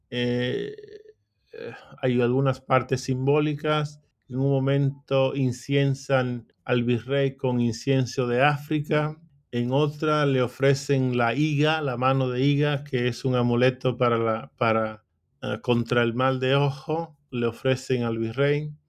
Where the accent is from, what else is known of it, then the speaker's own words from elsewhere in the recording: Mexico; para mí es una declaración de parte de las mujeres que somos mexicanas, ¿no?